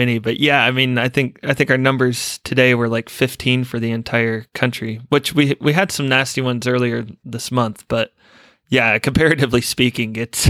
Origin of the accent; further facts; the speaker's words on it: Tennessee, United States; moved away as an adult; Just being a kid growing up in Tennessee